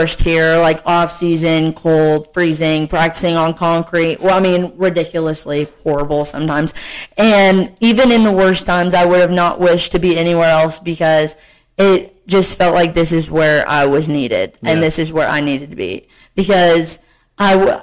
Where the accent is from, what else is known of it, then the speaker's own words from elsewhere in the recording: Arkansas, United States; moved away as an adult; now in Morehead, United States; I was born in Arkansas